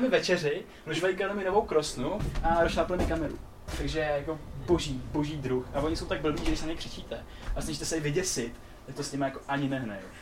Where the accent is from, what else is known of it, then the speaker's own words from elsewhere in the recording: Czechia; pak jsem zjistil, že jsme Češi